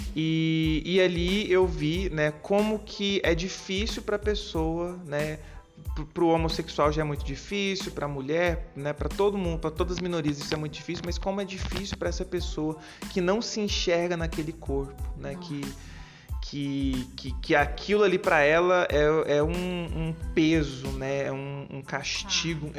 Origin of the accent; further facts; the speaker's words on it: Goiânia, Goiás, Brazil; moved away as an adult; now in Petrópolis, Brazil; eu atualmente eu moro em Petrópolis, estado do Rio, é, mas eu sou de Goiânia, Goiânia, estado de Goiás